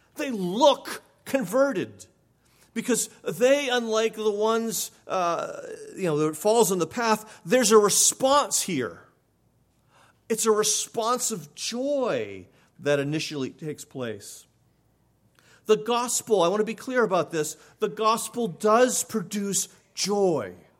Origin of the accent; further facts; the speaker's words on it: New England, United States; I grew up in New England